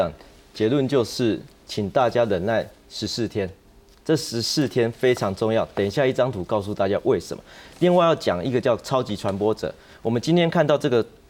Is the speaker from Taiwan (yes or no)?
yes; Taiwan; 就这两个礼拜帮帮我们台湾人一下，帮台湾医护一下